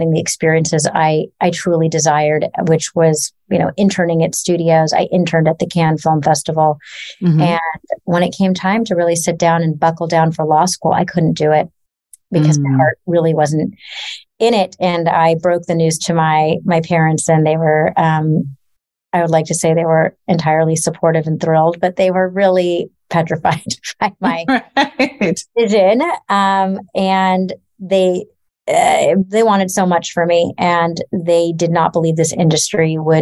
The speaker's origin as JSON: {"language": "English", "town": "Los Angeles", "region": "California", "country": "United States", "tie": "born or raised there", "said": "I grew up in Los Angeles"}